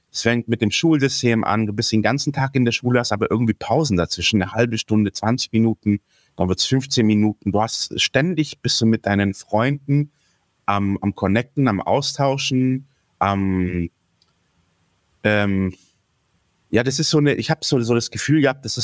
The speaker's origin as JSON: {"language": "German", "country": "Greece", "said": "Und ich habe mich persönlich dort schon als Grieche gefühlt."}